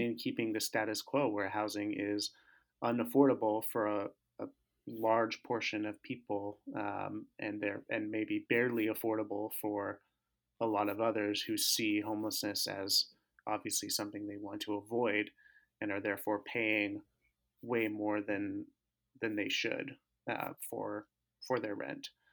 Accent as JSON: {"language": "English", "town": "Tempe", "region": "Arizona", "country": "United States", "tie": "born or raised there", "also_born_or_lived": "Southern California", "moved": "as an adult", "lives_now": "Minneapolis, United States", "said": "I grew up, uh, in Tempe, Arizona"}